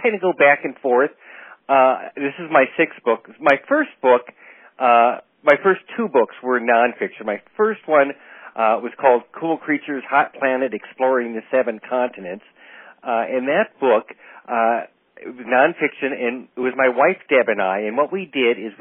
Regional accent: Duluth, Minnesota, United States; I was born in Duluth, Minnesota

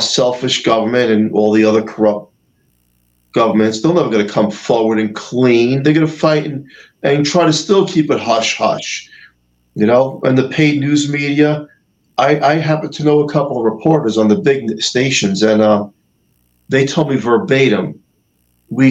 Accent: New York, United States; I'm a New Yorker

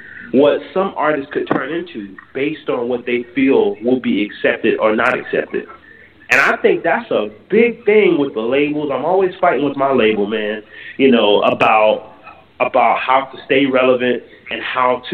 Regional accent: Jacksonville, Florida, United States; now in New Orleans, United States; I'm from Jacksonville, Florida. But I live in New Orleans

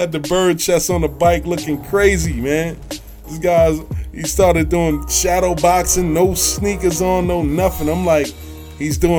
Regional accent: New York City, New York, United States; I'm from Queens

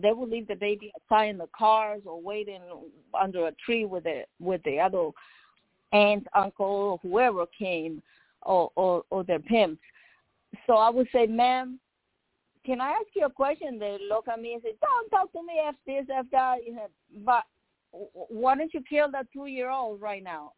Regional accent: Nicaragua; now in United States; I'm from Nicaragua

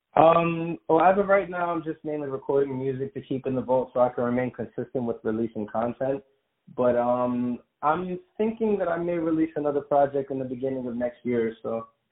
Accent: New York City, New York, United States; moved away; also born or lived in Long Island, New York; born and raised in Brooklyn, New York, but then I moved out to Long Island for a little more than half my life

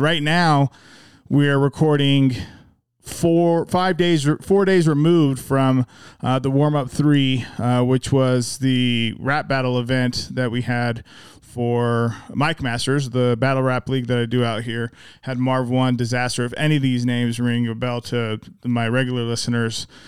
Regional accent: Magna, Utah, United States; we're both from Magna.

